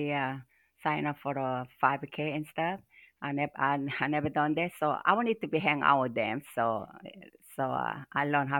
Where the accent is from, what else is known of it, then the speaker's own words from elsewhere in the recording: Seoul, South Korea; now in Middle Tennessee, United States; I'm from Korea, Seoul, Korea